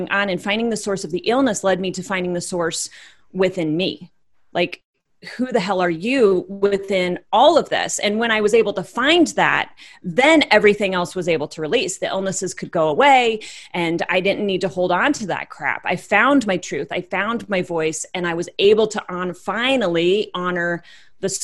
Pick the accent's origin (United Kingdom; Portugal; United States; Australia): United States; Iowa; born and raised in Iowa, wife, mother of three